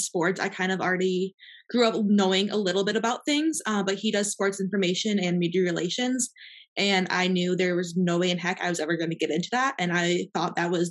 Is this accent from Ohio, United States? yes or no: yes; Toledo, Ohio, United States; moved away as an adult; also born or lived in Indianapolis; now in Wisconsin, United States; I'm originally from Toledo area. So growing up, my dad works in sports